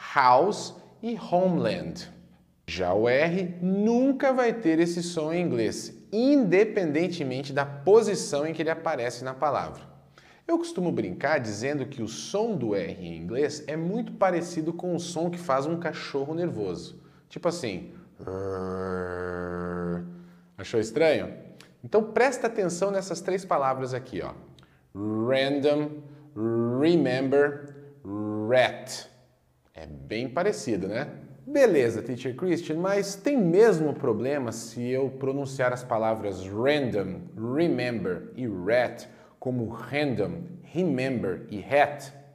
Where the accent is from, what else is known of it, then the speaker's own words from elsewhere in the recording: Brazil; nós brasileiros